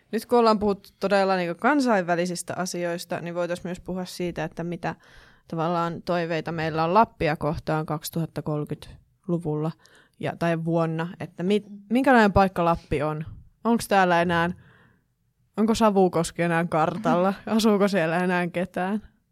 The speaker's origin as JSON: {"language": "Finnish", "town": "Kittilä", "region": "Lapland", "country": "Finland", "said": "siis itse olen kotoisin Kittilästä ja asun siis meidän koti on Kittilän kaivoksesta kilometrin päässä"}